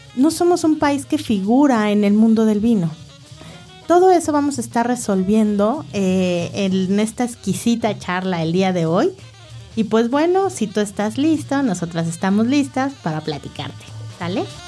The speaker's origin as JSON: {"language": "Spanish", "country": "Mexico", "said": "obviamente somos mexicanos"}